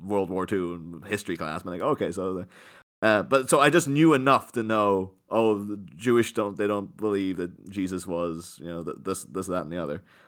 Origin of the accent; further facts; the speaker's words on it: Northern Ireland, United Kingdom; growing up in, in Ireland, you know, all we had was Catholics, Protestants